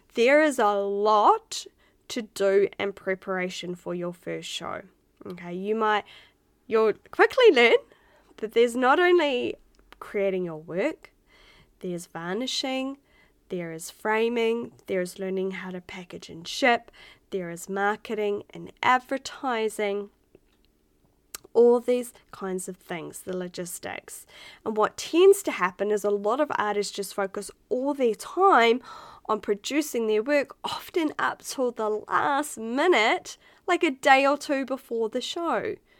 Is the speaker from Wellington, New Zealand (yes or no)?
yes; Otaki, Wellington, New Zealand; moved away as an adult; now in Australia; I was from Otaki back in New Zealand. We had like what 4,000 people in our hometown